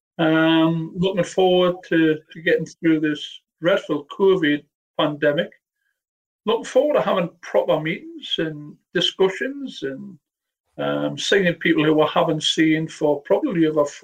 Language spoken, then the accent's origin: English; the North East, North East England, United Kingdom; I know I'm from the Northeast